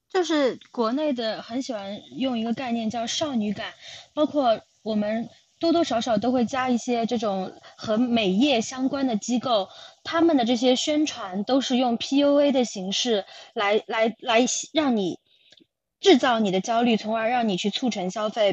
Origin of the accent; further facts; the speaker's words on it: China; moved away; also born or lived in United Kingdom; 以我们中国人的标准来说